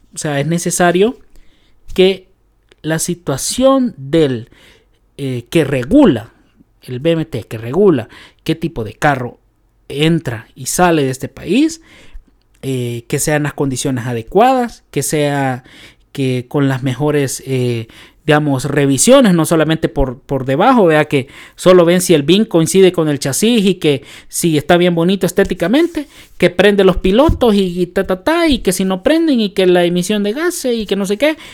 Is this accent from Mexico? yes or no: no; El Salvador; nosotros como salvadoreños